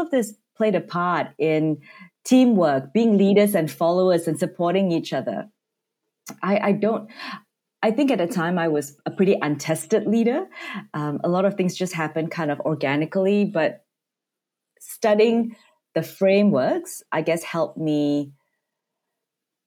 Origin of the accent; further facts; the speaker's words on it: Malaysia; moved away as an adult; also born or lived in Sudan; now in Melbourne, Australia; I came over to Australia from Malaysia